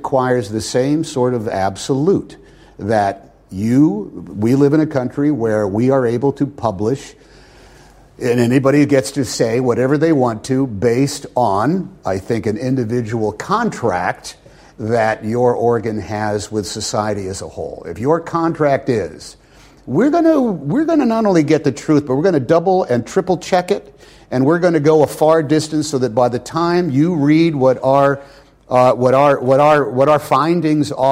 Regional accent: United States; as an American

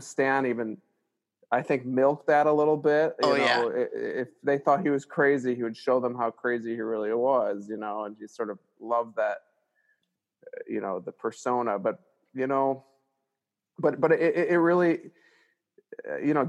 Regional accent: Glenview, Illinois, United States; I grew up in Illinois, Glengall, Illinois

